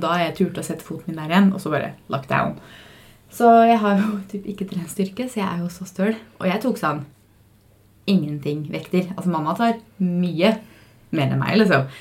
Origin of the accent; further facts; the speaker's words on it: Fredrikstad, Østfold, Norway; moved away; Jeg var jo hjemme i Fredrikstad